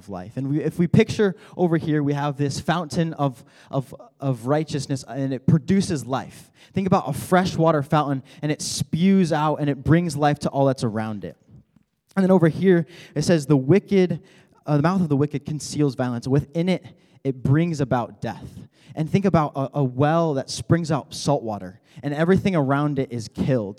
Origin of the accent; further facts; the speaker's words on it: Colorado, United States; moved away; I am from Colorado